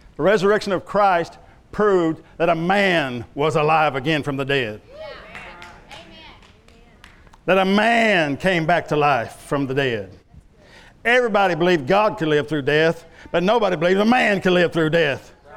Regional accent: Love County, Oklahoma, United States; where I was raised over in Love County, it was peanuts and watermelon

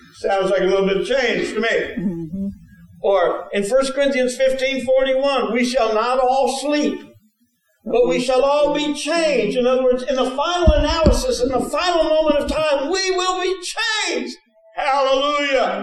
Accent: New Jersey, United States; moved away; I'm from New Jersey. That means I'm not from the Bible Belt

